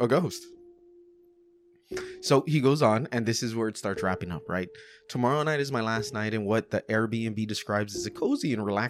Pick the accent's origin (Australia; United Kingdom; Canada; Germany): Australia; I'm Australian. We don't do guns.